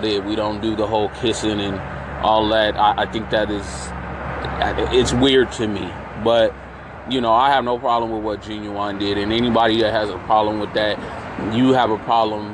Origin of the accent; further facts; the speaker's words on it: San Francisco, California, United States; I grew up in San Francisco